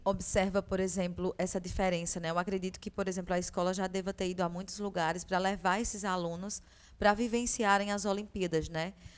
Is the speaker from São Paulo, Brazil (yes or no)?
no; sertão of Paraíba, Brazil; sou do sertão da Paraíba